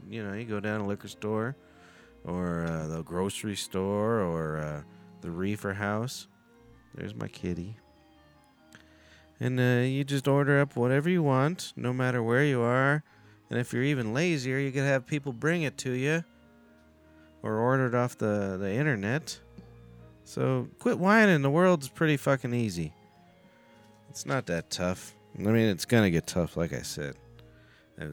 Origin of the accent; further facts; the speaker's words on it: United States; I'm fucking American.